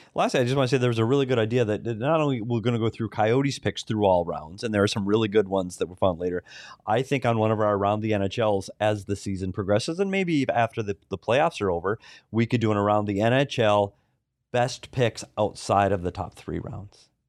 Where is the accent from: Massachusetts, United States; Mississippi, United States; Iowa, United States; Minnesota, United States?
Minnesota, United States; I'm from Minnesota.